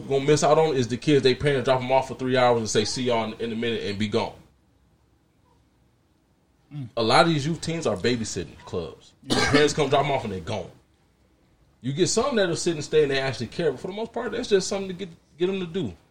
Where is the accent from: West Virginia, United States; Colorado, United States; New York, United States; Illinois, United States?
Illinois, United States; Joliet; also born or lived in Aurora; I've been here my whole life. Born and raised in Joliet. I ain't never left